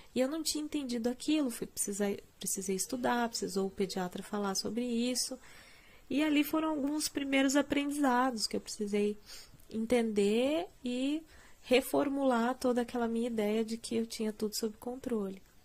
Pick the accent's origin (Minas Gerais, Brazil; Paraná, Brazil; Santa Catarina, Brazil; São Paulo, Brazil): Paraná, Brazil; Curitiba; eu sou curitibana